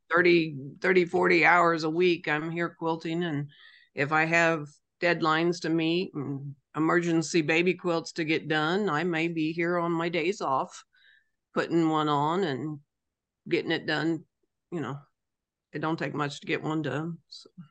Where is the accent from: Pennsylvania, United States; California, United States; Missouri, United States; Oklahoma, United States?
Missouri, United States; Rayville; Rayville, Missouri. Rayville's not a very big place, but it's a place where I made a business. We live here